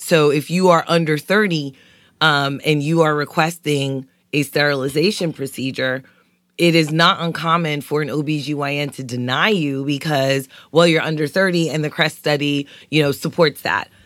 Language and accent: English; New York City, New York, United States; moved away; growing up in East New York, Brooklyn